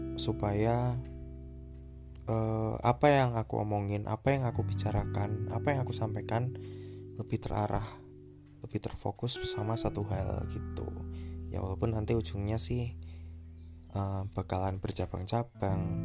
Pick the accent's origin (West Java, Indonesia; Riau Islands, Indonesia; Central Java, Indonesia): Central Java, Indonesia; Semarang; also born or lived in Tabanan, Bali / Kendal, Central Java; Aku lahir di Tabanan Bali pada tahun 1998 kemudian aku pindah ke Semarang kemudian waktu SMP sampai SMA aku pindah ke Kendal